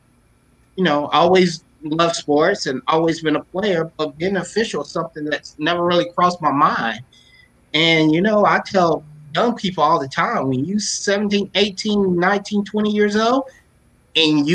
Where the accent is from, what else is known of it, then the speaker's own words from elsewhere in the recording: Lexington, Kentucky, United States; I'm from Lexington, Bryan Station in the house